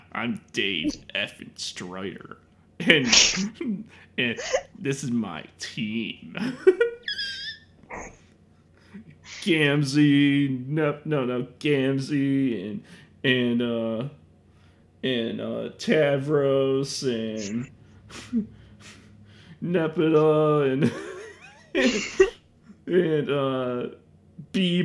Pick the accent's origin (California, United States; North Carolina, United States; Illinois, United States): Illinois, United States; Chicago; I'm from Chicago